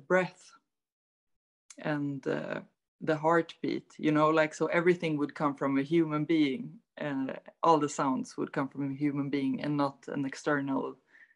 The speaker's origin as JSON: {"language": "English", "town": "Stockholm", "region": "Stockholm County", "country": "Sweden", "said": "I'm from Stockholm, Sweden"}